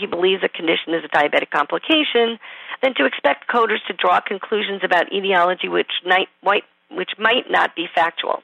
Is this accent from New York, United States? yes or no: yes; New York, United States; accent: New York; It must be my New York accent